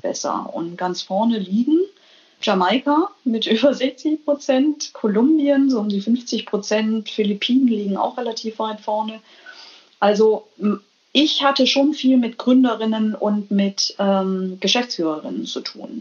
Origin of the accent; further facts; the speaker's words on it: Germany; moved away as an adult; also born or lived in United States; now in Denmark; Mir als Deutsche